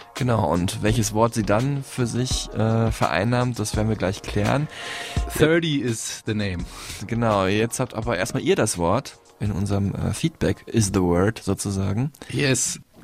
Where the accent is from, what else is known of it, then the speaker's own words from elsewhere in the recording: Dortmund, North Rhine-Westphalia, Germany; aus dem Raum Dortmund, glaube ich, kommt, wo ich herkomme